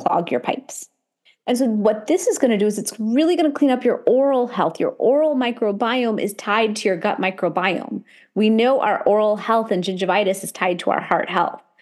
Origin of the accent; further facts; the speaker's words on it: India; I'm Indian